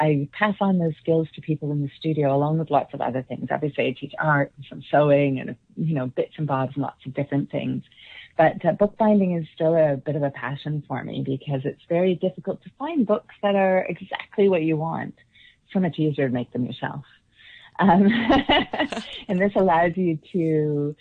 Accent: Canada; moved away; I come from Canada

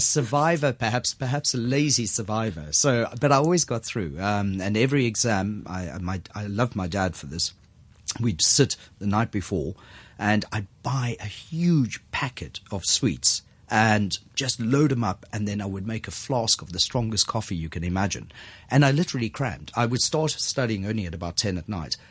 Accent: South Africa; moved away as an adult; now in Hong Kong; Born and raised in South Africa

